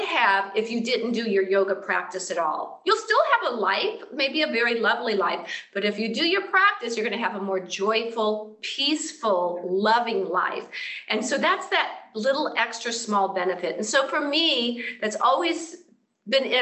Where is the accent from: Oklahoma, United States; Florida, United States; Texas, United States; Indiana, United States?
Florida, United States; now in Southern California, United States; I'm from Florida